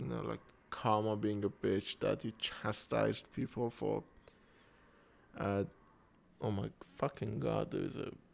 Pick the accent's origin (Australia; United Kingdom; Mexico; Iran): Iran; first language Persian; English is a second language; I am Iranian. I live in Iran. And uh, English is my second language